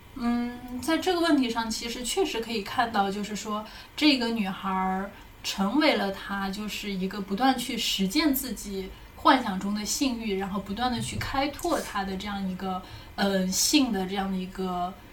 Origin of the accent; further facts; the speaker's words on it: southern China, China; accent: southern; 我南方口音